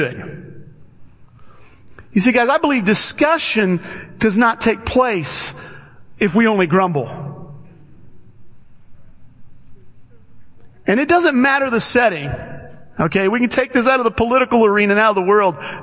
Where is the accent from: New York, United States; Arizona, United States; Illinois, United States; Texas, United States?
Illinois, United States; Alton; I grew up in Alton, Illinois